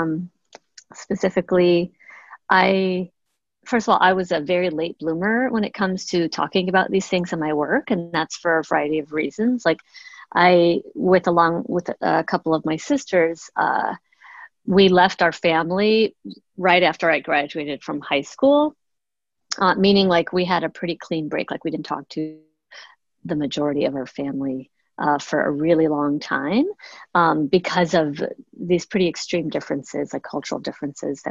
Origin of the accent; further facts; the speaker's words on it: Chicago, Illinois, United States; moved away; I'm originally from Chicago. My parents immigrated to the US from the south